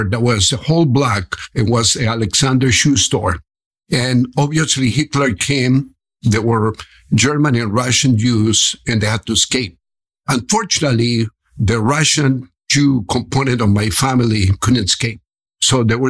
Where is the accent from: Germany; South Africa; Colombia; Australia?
Colombia; Cali, Valle del Cauca; English is a second language; moved away as an adult; also born or lived in Detroit / Miami; now in Orlando, United States; I was born in Cali, Colombia